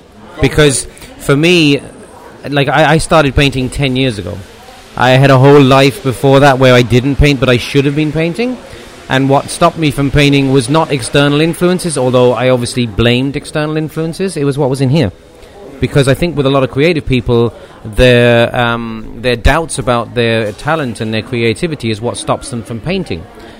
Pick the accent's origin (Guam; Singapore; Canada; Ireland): Ireland; Cork, Munster; born there; I was born on St. Finbar's Day in St. Finbar's Hospital.